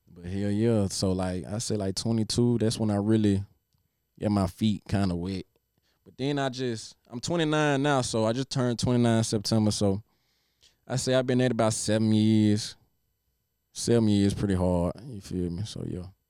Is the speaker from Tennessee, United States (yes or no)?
yes; Nashville, Tennessee, United States; growing up in Nashville